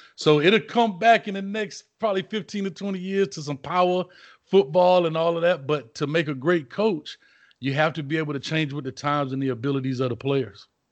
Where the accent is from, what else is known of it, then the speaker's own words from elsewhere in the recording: Miami, Florida, United States; now in Orlando, United States; I'm from Miami originally